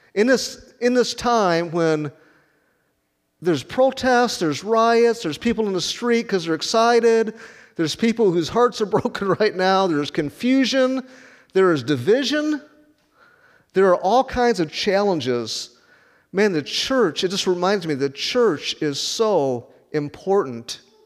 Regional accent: Rockford, Illinois, United States; moved away as an adult; also born or lived in Chattanooga, Tennessee; now in Wichita, United States; It's called the Forest City, where I grew up in Rockford.

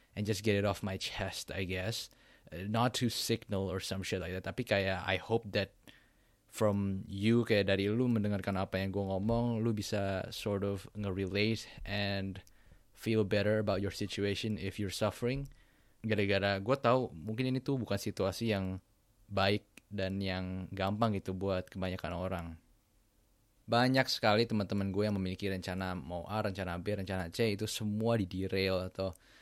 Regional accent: Jakarta, Indonesia; gue lahir di Jakarta tahun 2000

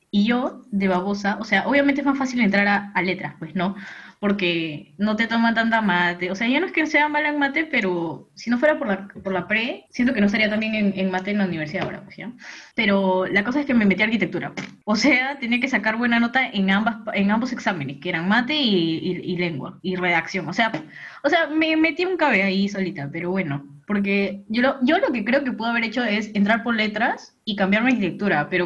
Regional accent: Peru; soy peruana.

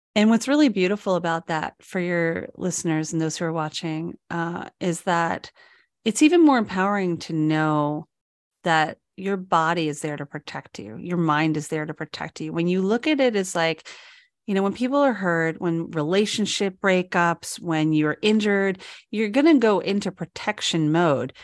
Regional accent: New York, United States; moved away; I'm from New York

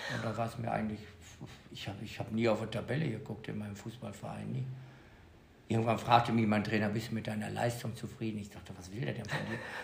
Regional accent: Bad Salzuflen, North Rhine-Westphalia, Germany; moved away as an adult; now in Mallorca, Spain; Aus dem schönen Kurort Bad Salzuflen

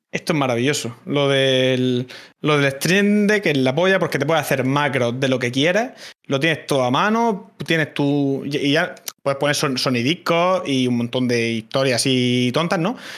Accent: Cartagena, Region of Murcia, Spain; accent: Murcian; Yo soy, yo soy de Cartagena, sé, hablar lo justo, y sí que es verdad que... Eh, cuando estoy en directo, cuando tal, intento no forzar eh, el, el, quitarme acento

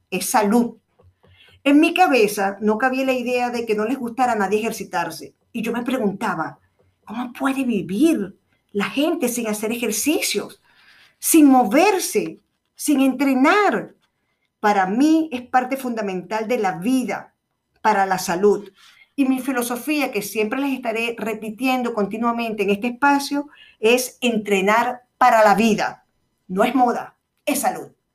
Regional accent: Venezuela; moved away; also born or lived in Chile / Rome, Italy; mi país de origen, que es Venezuela

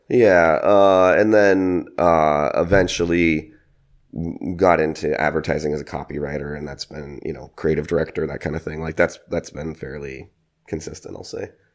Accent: San Francisco, California, United States; moved away as an adult; I'm originally from San Francisco, California

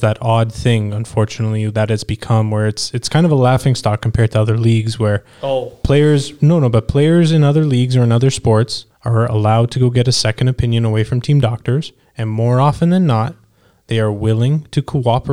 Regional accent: Canada; what we grew up watching as kids growing up in Canada

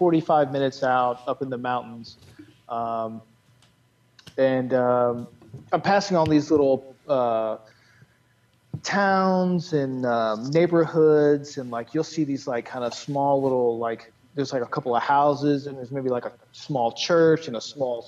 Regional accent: North Carolina, United States; now in California, United States; I'm being from the South, North Carolina

